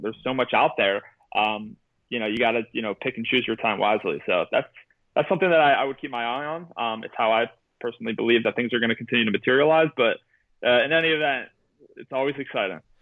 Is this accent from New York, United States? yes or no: no; Pittsburgh, Pennsylvania, United States; I graduated with Wiz Khalifa. I'm from Pittsburgh